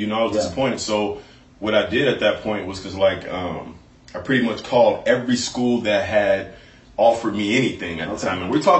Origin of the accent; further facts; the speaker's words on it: Chicago, Illinois, United States; I'm from Chicago, from a big city.